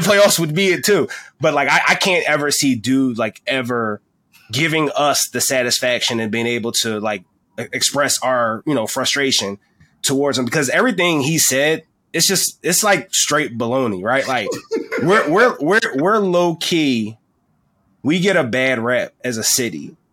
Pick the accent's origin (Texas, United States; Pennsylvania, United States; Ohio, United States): Pennsylvania, United States; Philadelphia; I'm from Philadelphia.